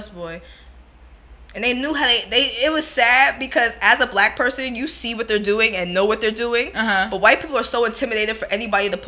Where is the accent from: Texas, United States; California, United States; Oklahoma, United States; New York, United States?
New York, United States; And I'm from New York, too